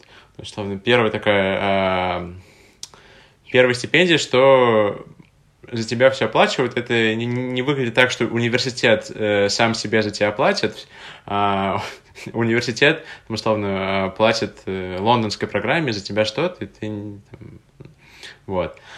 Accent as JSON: {"language": "Russian", "region": "Tatarstan", "country": "Russia", "tie": "born or raised there", "moved": "yes", "lives_now": "Moscow, Russia", "said": "откуда я родом, в Республику Татарстан"}